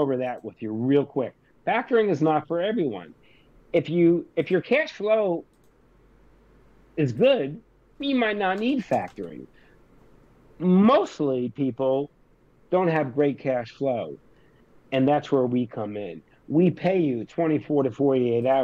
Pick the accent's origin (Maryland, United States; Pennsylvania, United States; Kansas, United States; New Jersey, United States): New Jersey, United States; I'm from Jersey